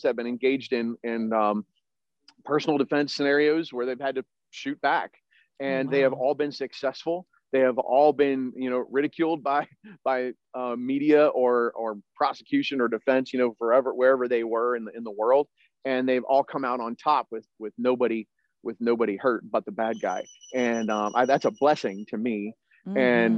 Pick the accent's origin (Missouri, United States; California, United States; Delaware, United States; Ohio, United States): Delaware, United States; I grew up shooting shotguns in Delaware on the East Coast